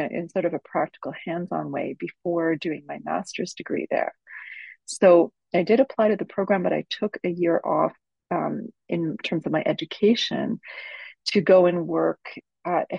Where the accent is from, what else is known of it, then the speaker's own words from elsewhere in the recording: Montreal, Quebec, Canada; moved away; also born or lived in British Columbia; I grew up in Montreal, and I grew up speaking French and English, both